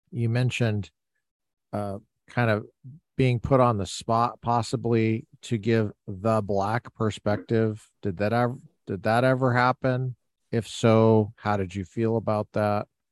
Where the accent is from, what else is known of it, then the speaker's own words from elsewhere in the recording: Littleton, Colorado, United States; moved away; I grew up in Colorado, Littleton, Colorado